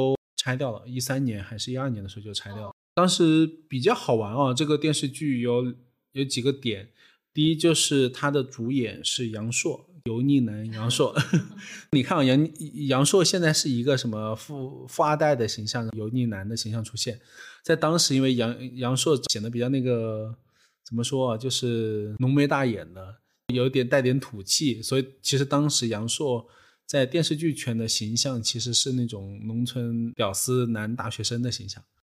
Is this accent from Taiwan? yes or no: no; Hunan, China; moved away; 在我们湖南老家